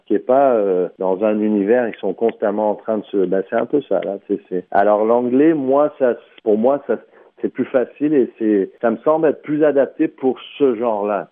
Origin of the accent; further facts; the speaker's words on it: St. Catharines, Ontario, Canada; also born or lived in France / Middle East / North Africa / Vancouver; j'ai abouti au Canada en 84, en Ontario, Sainte-Catherine, Ontario. J'ai fait toutes mes études euh, primaires, secondaires